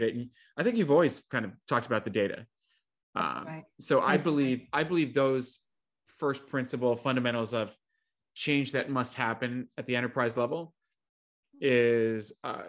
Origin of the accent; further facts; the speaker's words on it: New Jersey, United States; I'm from New Jersey.